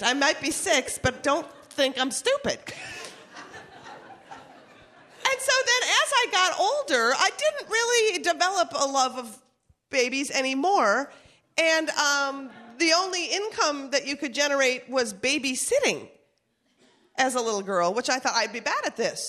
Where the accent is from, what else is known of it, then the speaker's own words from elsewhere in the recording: Minnesota, United States; moved away; We're from Minnesota.